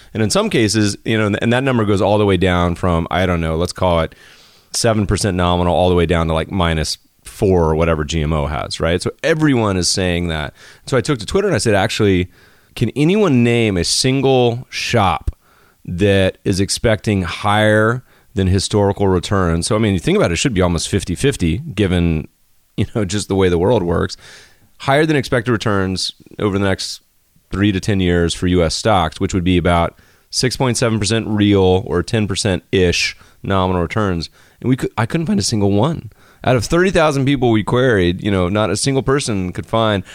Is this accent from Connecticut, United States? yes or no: no; Winston-Salem, North Carolina, United States; now in Los Angeles, United States; my hometown in Winston Salem